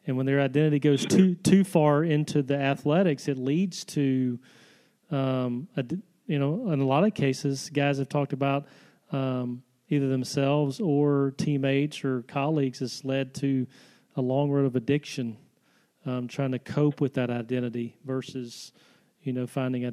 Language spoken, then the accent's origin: English; Selma, Alabama, United States; my hometown in Selma, Alabama